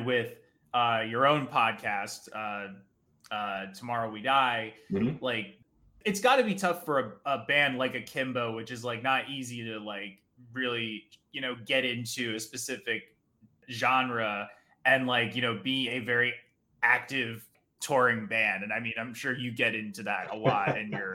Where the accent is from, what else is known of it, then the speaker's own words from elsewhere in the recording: New Jersey, United States; growing up in New Jersey